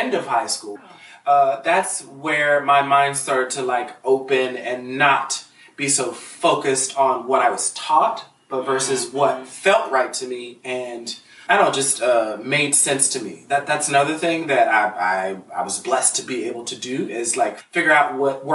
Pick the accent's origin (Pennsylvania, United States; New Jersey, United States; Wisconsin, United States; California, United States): Pennsylvania, United States; Pittsburgh; moved away as an adult; now in Los Angeles, United States; I'm from Pittsburgh, Pennsylvania. Very blue collar